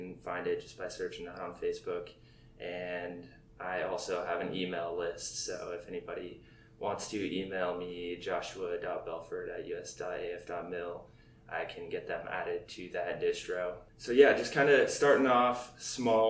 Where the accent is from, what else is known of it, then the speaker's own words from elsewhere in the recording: Snohomish, Washington, United States; moved away as an adult; also born or lived in Monroe, Washington / Yokota Air Base, Japan / Scott Air Force Base, Illinois; now in Fairchild Air Force Base, United States; Snohomish, Washington is where I grew up. I was born just in a city over Monroe, Washington